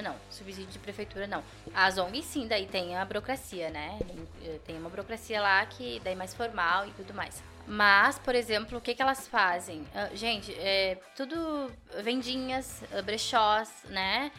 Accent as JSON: {"language": "Portuguese", "country": "Brazil", "tie": "born or raised there", "said": "fui criada ali em Panceretã, tá? E meu avô tinha animais"}